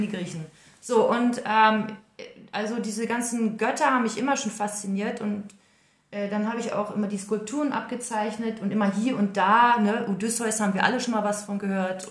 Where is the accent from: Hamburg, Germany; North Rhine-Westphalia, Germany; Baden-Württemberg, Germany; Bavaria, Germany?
North Rhine-Westphalia, Germany; Welver; also born or lived in Dortmund; ich bin ja da auf dem Land groß geworden. Ah. Also da äh, in Welva, das ist Soesterbörde, haben wir auf dem Bauernhof